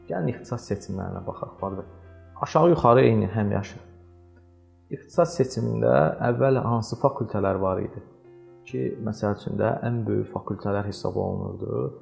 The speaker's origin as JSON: {"language": "Azerbaijani", "country": "Azerbaijan", "said": "Mən bunu Azərbaycanlıyam deyə demirəm ha."}